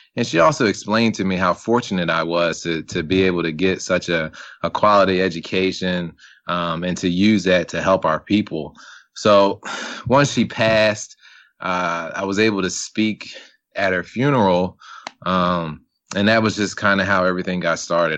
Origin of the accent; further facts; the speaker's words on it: Salisbury, Maryland, United States; now in Columbia, Maryland, United States; I'm originally from, born and raised in Salisbury, Maryland